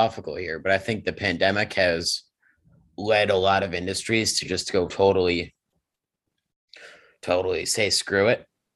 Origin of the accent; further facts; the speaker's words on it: New England, United States; I'm from New England, which is also apparently ACC country